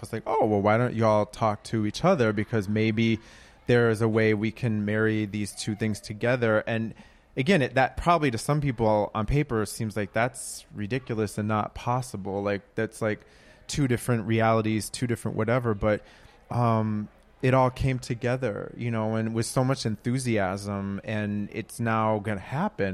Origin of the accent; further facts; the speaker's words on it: Minneapolis, Minnesota, United States; now in Brooklyn, United States; I'm from Minneapolis